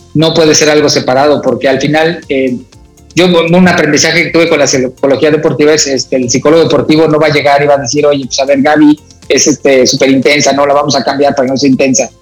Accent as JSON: {"language": "Spanish", "town": "Naucalpan", "region": "State of Mexico", "country": "Mexico", "tie": "born or raised there", "said": "ahí me crié en la unidad Cuauhtémoc"}